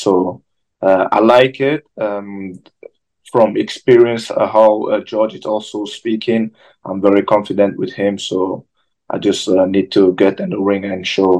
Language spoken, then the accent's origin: English; Germany; English is a second language; moved away as an adult; also born or lived in London; now in United States; I feel like I come from Germany, you know, the boxing is going a bit down now. Then I came to London, want to see how the boxing is over there. And I feel like USA was the next step.